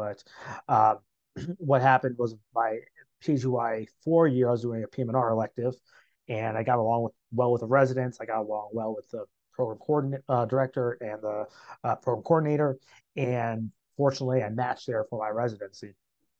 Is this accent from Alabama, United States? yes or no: no; Marion, Ohio, United States; I'm born and raised in Ohio, Marion, Ohio, just about an hour north of Columbus. I went to undergrad Ohio State University.